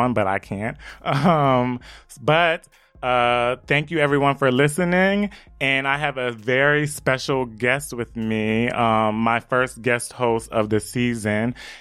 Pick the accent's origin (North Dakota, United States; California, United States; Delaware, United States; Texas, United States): Delaware, United States; Wilmington; now in New York, United States; I'm originally from Wilmington, Delaware